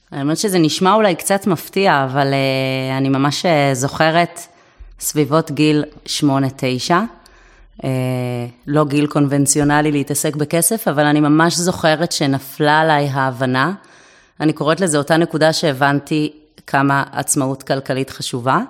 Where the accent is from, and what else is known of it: Herzliya, Tel Aviv District, Israel; born or raised there